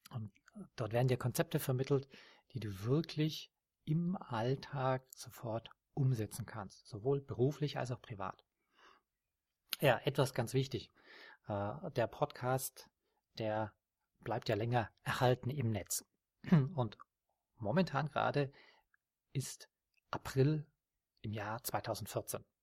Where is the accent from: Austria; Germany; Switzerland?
Austria; Das ist in der Steiermark, in Österreich, meinem Heimatland.